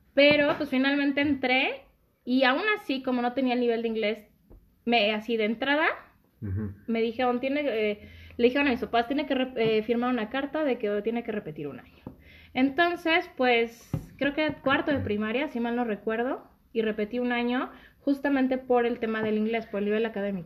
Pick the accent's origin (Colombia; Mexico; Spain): Mexico; Naucalpan, State of Mexico; also born or lived in Zapopan, Jalisco; llegué como a los cinco o seis años aquí a México